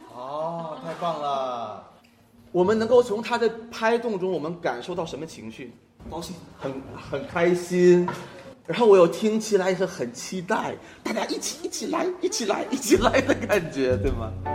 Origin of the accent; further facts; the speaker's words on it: Liaoning, China; also born or lived in Indonesia / Brazil; now in Ningbo, China; 我家乡是辽宁，呃，然后一支烟小盒来到宁波